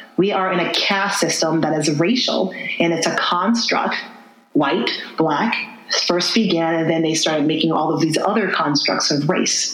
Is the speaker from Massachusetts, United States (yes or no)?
no; Lebanon, Connecticut, United States; where we were growing up in New England, I remember the Puerto Rican population that lived next to us. I lived in Lebanon